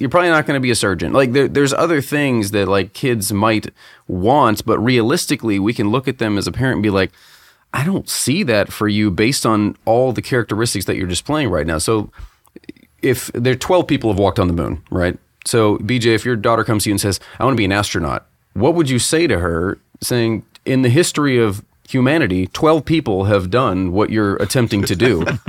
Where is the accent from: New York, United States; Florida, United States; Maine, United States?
Florida, United States; Tampa; we grew up in the Tampa Bay area